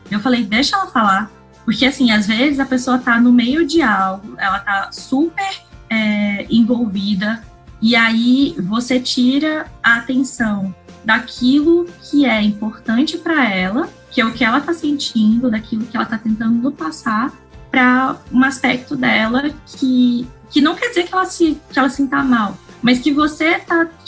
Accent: Recife, Pernambuco, Brazil; eu acho que quando eu vim de, de Recife, as pessoas, elas, elas me tratavam de um jeito...

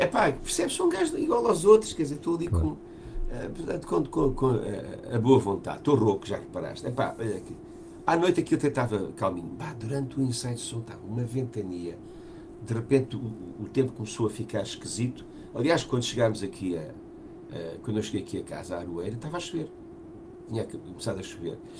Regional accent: Portugal; nós somos portugueses

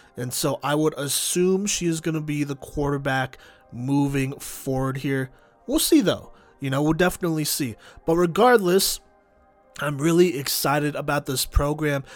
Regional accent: Dallas, Texas, United States; I am from Dallas

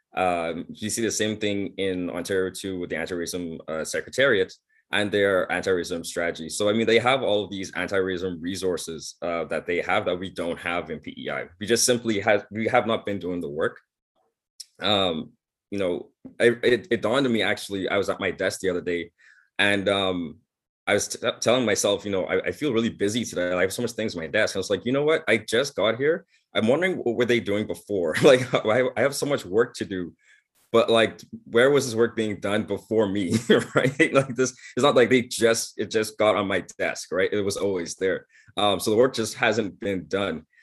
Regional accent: Bahamas; now in Prince Edward Island, Canada; I grew up in the Bahamas

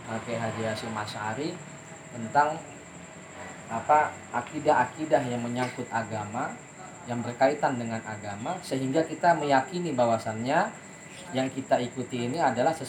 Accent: Jakarta, Indonesia; saya ini kan orang Jakarta udah sampai Jakarta

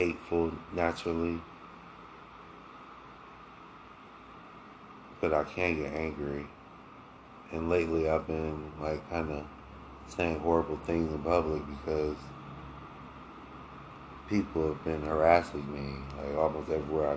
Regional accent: Akron, Ohio, United States; I'm originally from Akron, Ohio

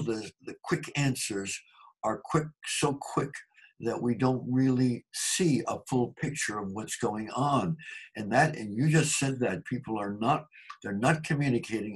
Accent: United States; being an American

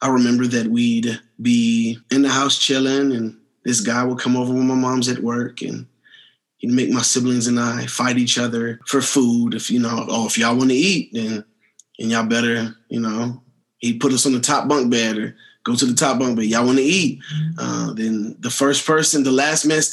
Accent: Washington, District of Columbia, United States; now in Colorado Springs, United States; I was born in Washington, D.C. at the age of 5 months old

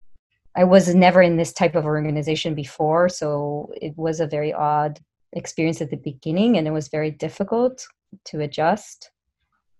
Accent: Ra'anana, Central District, Israel; I grew up in Israel, in a town called Ra'anana, which is near Tel Aviv.

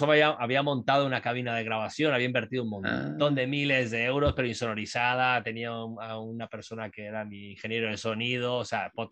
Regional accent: Uruguay; moved away; also born or lived in Costa Rica / Guatemala; yo soy uruguayo, soy, me crié en Latinoamérica, viví en Costa Rica muchos años, eh, viví en Guatemala también, entonces yo venía con una idiosincrasia eh, centroamericana, sudamericana, terminé en Miami estudiando en la universidad

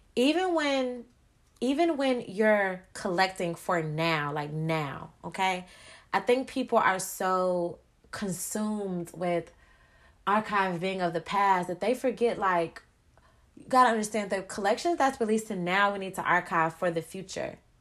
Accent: Chicago, Illinois, United States; I'm from Chicago

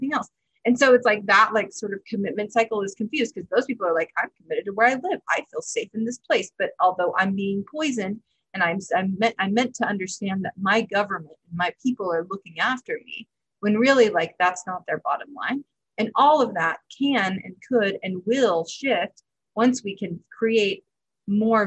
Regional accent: Tennessee, United States; I'm from Tennessee

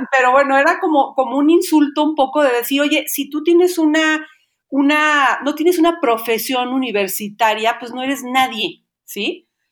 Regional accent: Xalapa, Veracruz, Mexico; soy de Jalapa, Veracruz

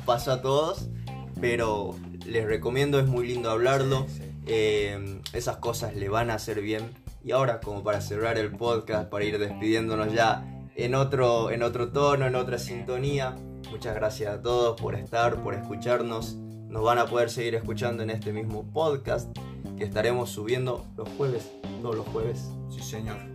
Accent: San Miguel de Tucumán, Tucumán, Argentina; also born or lived in Salta; yo nací en Salta y me crié en Tucumán.

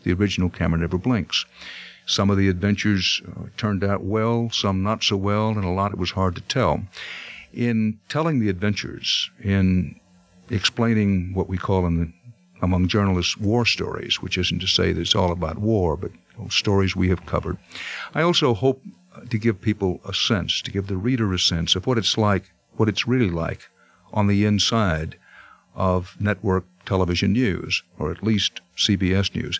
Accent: Texas, United States; moved away; I grew up in Texas

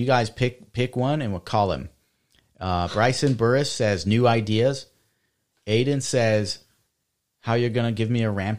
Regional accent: Australia; We eat it because we're from Australia and we're upside down.

